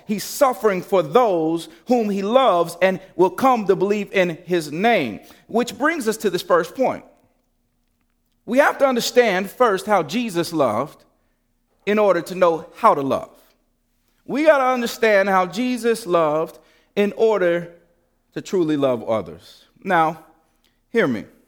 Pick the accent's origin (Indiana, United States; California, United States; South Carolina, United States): Indiana, United States; Gary; when I was a kid and growing up in Gary